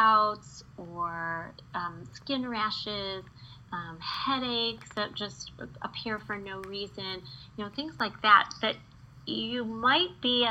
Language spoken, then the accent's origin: English; Midwest, United States; I grew up in the Midwest